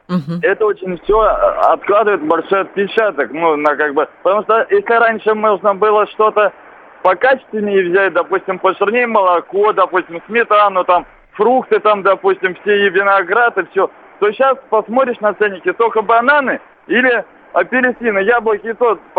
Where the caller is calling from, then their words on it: Tver, Tver Oblast, Russia; звоню из Твери, да?